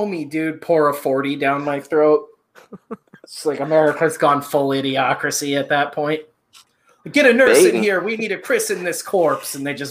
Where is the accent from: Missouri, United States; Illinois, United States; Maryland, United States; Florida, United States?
Illinois, United States; Chicago; Yeah, I grew up in Chicago.